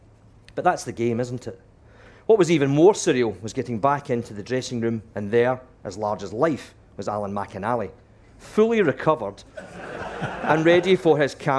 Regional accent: Glasgow, Scotland, United Kingdom; I'm a Glaswegian with Irish roots

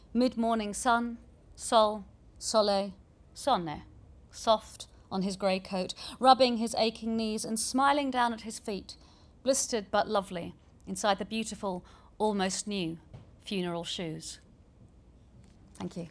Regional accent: New Zealand; also born or lived in southeast London; now in London, United Kingdom; where my mum was born, where I was born before I grew up in New Zealand and got this accent

